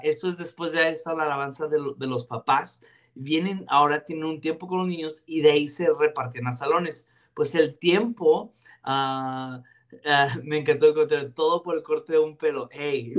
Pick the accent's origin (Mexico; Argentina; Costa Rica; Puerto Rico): Mexico; Ciudad Juárez, Chihuahua; crecí en Vino Nuevo Juárez, mi abuelo siendo el pastor